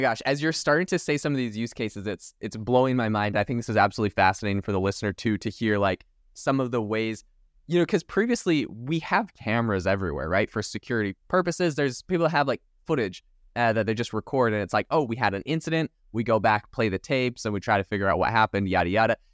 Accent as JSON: {"language": "English", "country": "Canada", "moved": "as an adult", "lives_now": "Arizona, United States", "said": "I'm actually originally from Canada"}